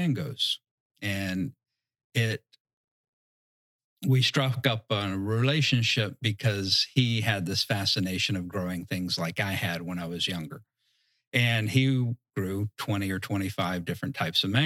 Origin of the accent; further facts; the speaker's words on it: Southeast Virginia, United States; moved away; I grew up in Southeast Virginia